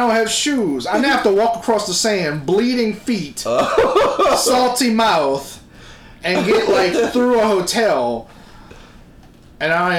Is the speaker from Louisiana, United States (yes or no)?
yes; New Orleans, Louisiana, United States; I'm from New Orleans.